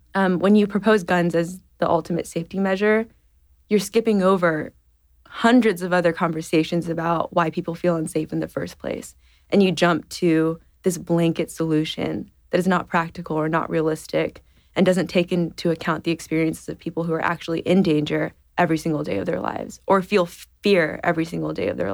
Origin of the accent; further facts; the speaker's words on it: San Antonio, Texas, United States; I grew up in San Antonio, Texas